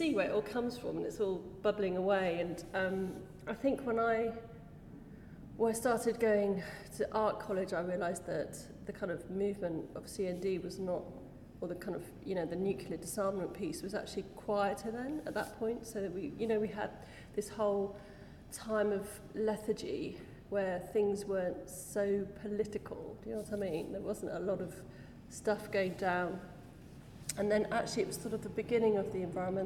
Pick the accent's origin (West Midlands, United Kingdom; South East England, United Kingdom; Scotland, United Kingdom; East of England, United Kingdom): South East England, United Kingdom; Oxford; Growing up in Oxford was very idyllic because we cycled